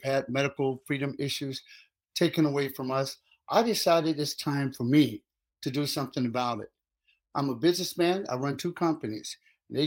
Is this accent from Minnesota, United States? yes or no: no; Luxora, Arkansas, United States; now in Pennsylvania, United States; I was born and raised in Luxor, Arkansas